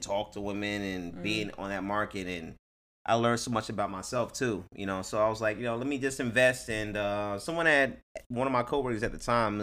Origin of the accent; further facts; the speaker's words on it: Jersey City, New Jersey, United States; moved away; also born or lived in Inglewood, California / Los Angeles, California; I am from Jersey City